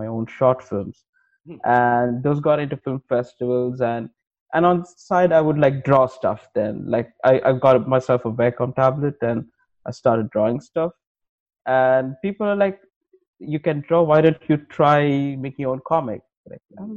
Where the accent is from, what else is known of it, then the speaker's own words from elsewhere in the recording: Sri Lanka; I'm from Sri Lanka